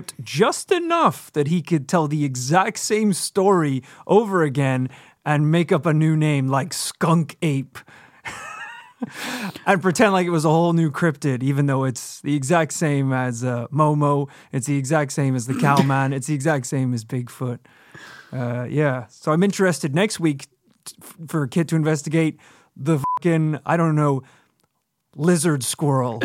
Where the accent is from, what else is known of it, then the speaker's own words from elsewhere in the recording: Georgia, United States; my home state of Georgia